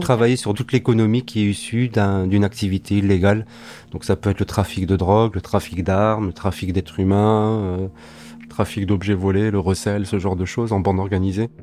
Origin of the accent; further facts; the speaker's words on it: Alsace, Grand Est, France; je suis né ici, j'ai grandi ici, je suis alsacien